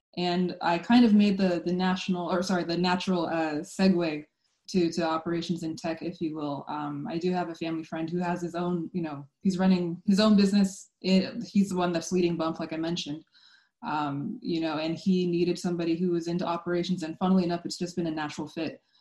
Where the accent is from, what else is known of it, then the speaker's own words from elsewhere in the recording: Sacramento, California, United States; I'm from Sacramento